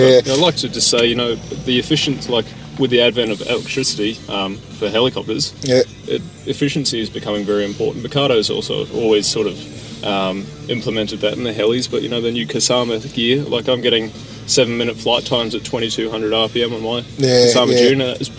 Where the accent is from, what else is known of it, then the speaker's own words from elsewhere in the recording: South Africa; also born or lived in New Zealand; No, I'm actually South African.